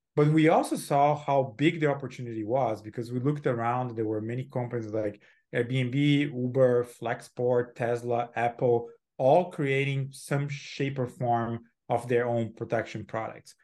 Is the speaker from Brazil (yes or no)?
yes; Brazil; moved away as an adult; also born or lived in Silicon Valley; now in United States; I'm born and raised in Brazil, um, lived there, uh, for twenty-seven